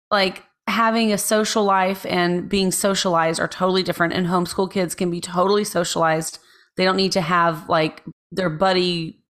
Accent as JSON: {"language": "English", "country": "United States", "said": "I'm an American"}